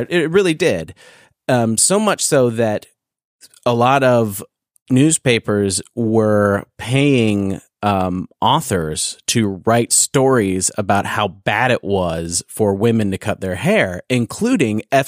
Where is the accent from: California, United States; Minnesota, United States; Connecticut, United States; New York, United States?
California, United States; growing up in California